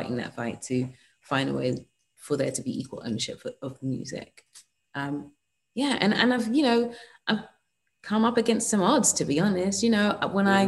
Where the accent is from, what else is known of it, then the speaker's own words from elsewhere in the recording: England, United Kingdom; I'm English in the United Kingdom.